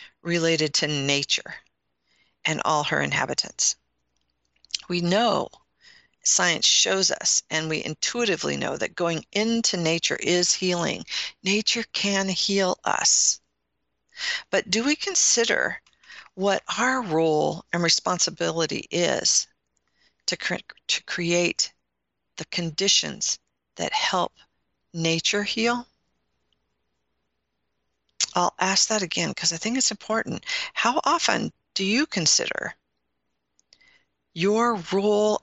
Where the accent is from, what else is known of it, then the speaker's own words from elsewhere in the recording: Midwest, United States; You can tell I'm from the Midwest, when I say root, some people say root, I say root.